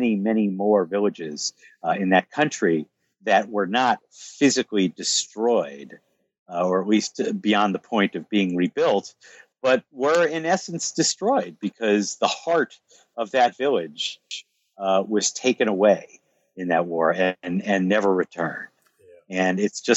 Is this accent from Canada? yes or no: no; United States; I'm American